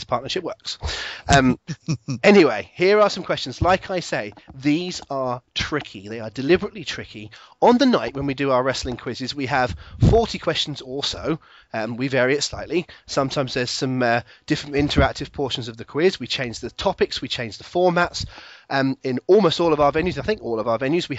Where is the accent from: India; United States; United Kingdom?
United Kingdom; Plymouth, South West England; Plymouth, which is my hometown.